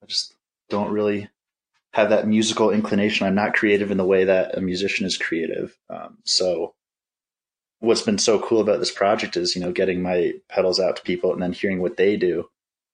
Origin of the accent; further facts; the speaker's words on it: New Jersey, United States; moved away as an adult; also born or lived in Fort Collins, Colorado; now in Minneapolis, United States; I was born and raised in New Jersey